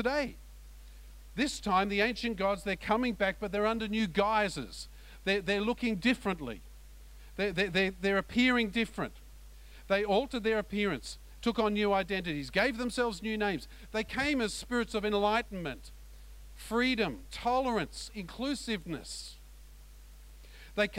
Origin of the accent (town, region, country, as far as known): Australia